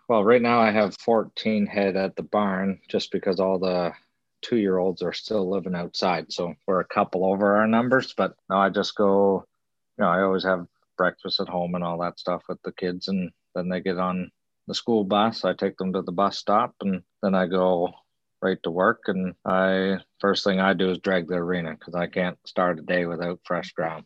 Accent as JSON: {"language": "English", "region": "New Brunswick", "country": "Canada", "tie": "born or raised there", "said": "I was born on the Broadleaf Farms there in New Brunswick. Thankfully enough, I was always around family"}